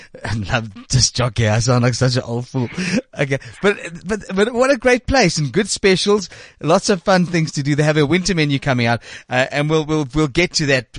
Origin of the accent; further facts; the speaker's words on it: South Africa; I am proudly South African